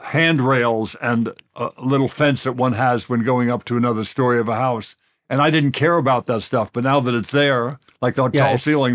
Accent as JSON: {"language": "English", "town": "Los Angeles", "region": "California", "country": "United States", "tie": "born or raised there", "said": "I grew up in LA in the San Fernando Valley."}